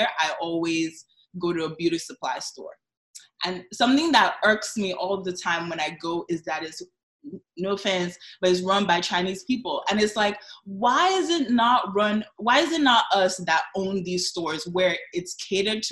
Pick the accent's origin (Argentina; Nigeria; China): Nigeria; I'm Nigerian, so I know I'm surrounded by Ghanaians today, but I'm Nigerian, so I can speak on my people.